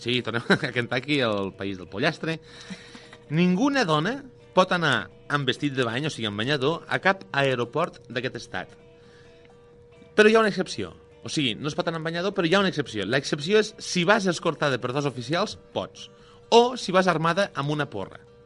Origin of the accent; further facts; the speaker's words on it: Lleida, Catalonia, Spain; jo sóc de Lleida